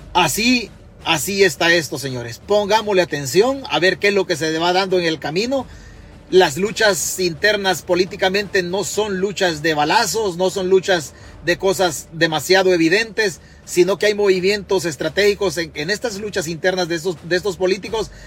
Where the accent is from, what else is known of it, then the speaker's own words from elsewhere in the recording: Chalatenango, El Salvador; now in New York, United States; Yo soy de Chalatenango